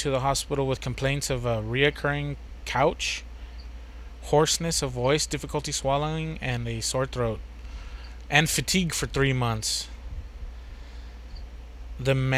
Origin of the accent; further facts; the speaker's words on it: United States; I'm American